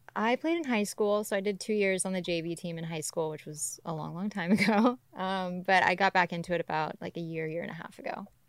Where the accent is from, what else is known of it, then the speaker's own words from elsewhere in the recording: Georgia, United States; also born or lived in Ventura, California / Costa Rica; now in Los Angeles, United States; I was born in Ventura, but I grew up in Georgia.